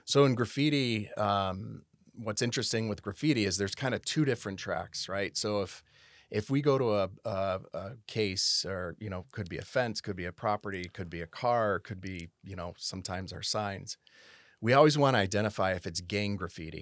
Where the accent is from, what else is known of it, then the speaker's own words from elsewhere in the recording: South Hadley, Massachusetts, United States; moved away as an adult; also born or lived in Connecticut / Tampa, Florida; now in Rancho Cordova, United States; I was born in South Hadley, Massachusetts. Um, I grew up in South Hadley, Massachusetts, went, went, uh, all the way through high school.